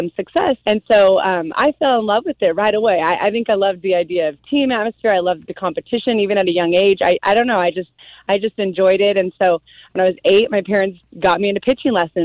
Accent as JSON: {"language": "English", "region": "Southern California", "country": "United States", "tie": "born or raised there", "said": "I am from Southern California. I grew up here"}